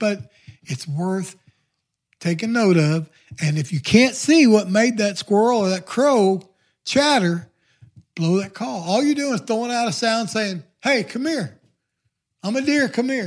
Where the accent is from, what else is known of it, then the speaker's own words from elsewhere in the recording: the Ozarks, United States; now in Neosho, United States; growing up in the Ozark